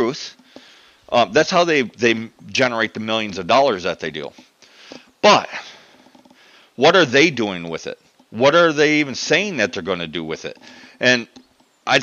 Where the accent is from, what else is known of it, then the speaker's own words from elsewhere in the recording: United States; I'm American